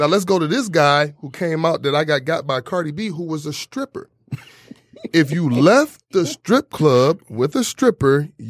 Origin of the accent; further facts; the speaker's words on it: Southfield, Michigan, United States; And the thing is because I'm from, you know, I'm from Southfield.